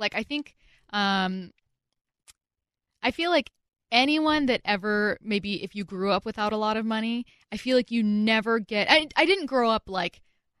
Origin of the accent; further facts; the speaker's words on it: SeaTac, Washington, United States; I'm from SeaTac, Washington.